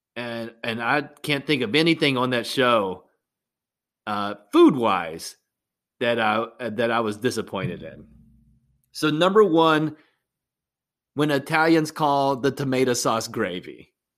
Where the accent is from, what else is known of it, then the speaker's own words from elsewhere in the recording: West Virginia, United States; growing up in West Virginia